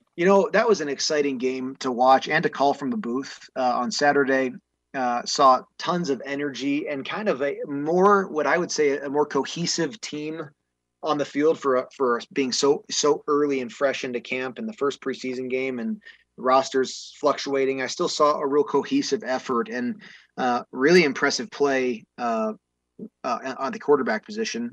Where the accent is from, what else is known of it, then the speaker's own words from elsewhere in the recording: Buffalo, New York, United States; moved away as an adult; also born or lived in San Diego / Hamilton; my hometown, Buffalo